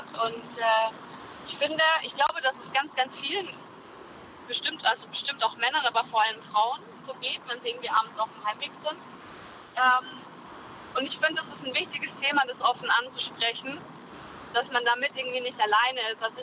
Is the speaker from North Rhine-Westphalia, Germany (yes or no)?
no; Würzburg, Bavaria, Germany; moved away; also born or lived in Mannheim; ich komme aus Würzburg